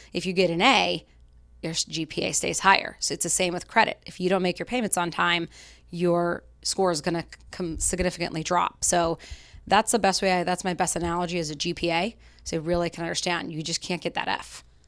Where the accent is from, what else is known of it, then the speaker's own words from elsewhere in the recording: Salt Lake City, Utah, United States; moved away as an adult; now in Boston, United States; I grew up in Salt Lake City, Utah